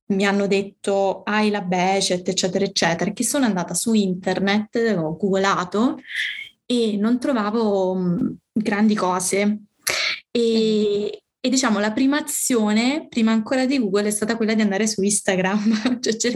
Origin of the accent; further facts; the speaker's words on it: Calabria, Italy; moved away as an adult; now in Rome, Italy; ho 31 anni, ancora faccio fatica a dirlo ad alta voce e sono calabrese ma vivo a Roma mm, ormai tipo da 10 anni